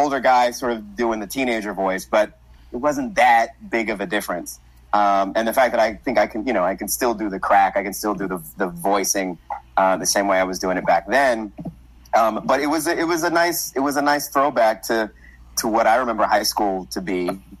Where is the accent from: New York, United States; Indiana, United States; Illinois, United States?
New York, United States; I'm from New York.